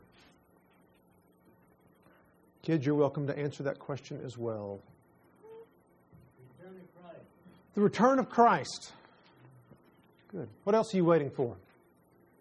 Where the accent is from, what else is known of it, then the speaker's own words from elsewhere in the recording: Texas, United States; moved away; I'm from Texas.